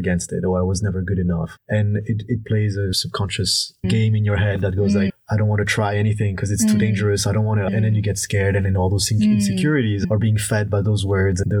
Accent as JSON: {"language": "English", "country": "France", "tie": "born or raised there", "also_born_or_lived": "Canada", "moved": "as an adult", "said": "I grew up in France from Vietnamese"}